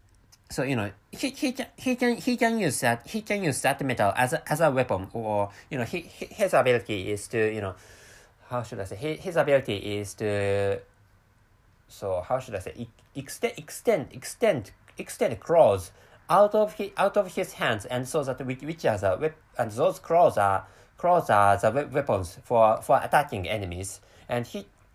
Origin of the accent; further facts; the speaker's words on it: Japan; first language Japanese; English is a second language; my mother tongue is Japanese, and I work for a fairly huge Japanese company